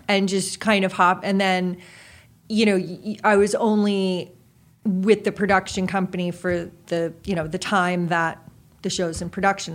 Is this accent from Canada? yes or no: no; New Jersey, United States; moved away; also born or lived in Boston; grew up in Jersey